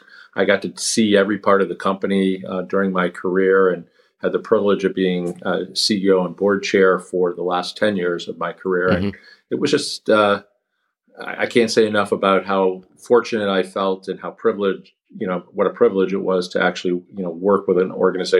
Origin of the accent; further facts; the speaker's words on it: Rochester, New York, United States; moved away as an adult; also born or lived in Washington, D.C. / New Haven; So I lived in New Haven for a couple of years. And then we went to Rochester, New York, which is where I grew up for most of my childhood and early teenage years. I ended up at Dartmouth College